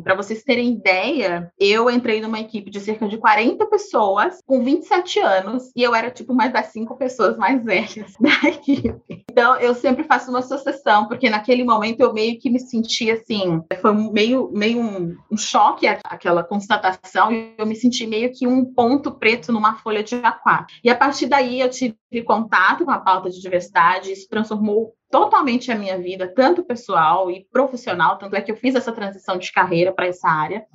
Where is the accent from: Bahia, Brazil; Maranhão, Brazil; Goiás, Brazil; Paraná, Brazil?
Goiás, Brazil; Goiânia; moved away as an adult; now in São Paulo, Brazil; Eu nasci em Goiânia, Goiás, então sou ali do Centro-Oeste. Atualmente moro em São Paulo